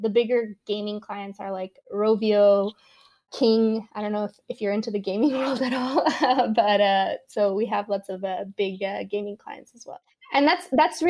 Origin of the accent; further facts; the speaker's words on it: Caracas, Capital District, Venezuela; moved away as an adult; I was born and grew up in Venezuela until I was 18